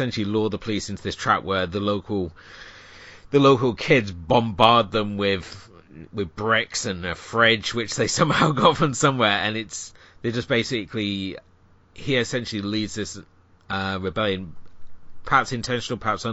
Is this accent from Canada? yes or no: no; United Kingdom; being a Brit